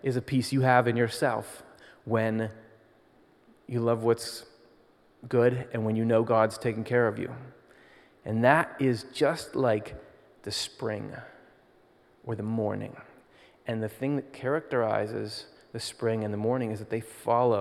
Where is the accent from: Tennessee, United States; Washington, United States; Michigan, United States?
Michigan, United States; now in Pennsylvania, United States; I grew up in Michigan and then moved to Pennsylvania